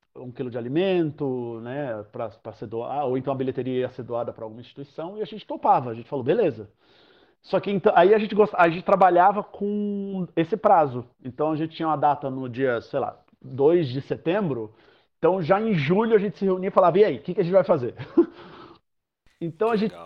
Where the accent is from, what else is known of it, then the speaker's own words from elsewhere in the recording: São Paulo, Brazil; sou nascido, crescido e poluído em São Paulo. É, sempre morei em São Paulo, na zona norte de São Paulo